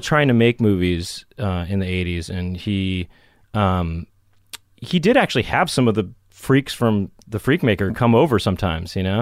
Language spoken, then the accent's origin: English; Los Angeles, California, United States; I grew up in Los Angeles.